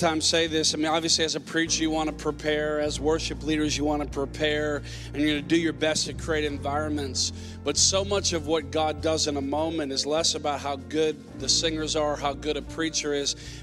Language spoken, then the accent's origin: English; Minnesota, United States; moved away; I'm originally from Minnesota